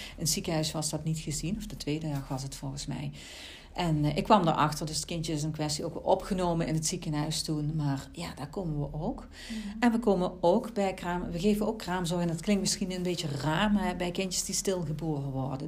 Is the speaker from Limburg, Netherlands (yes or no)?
yes; Central Limburg, Netherlands; Ik ben zelf uit Midden-Limburg, dus ze proberen mij ook echt daar in die regio mhm. in te zetten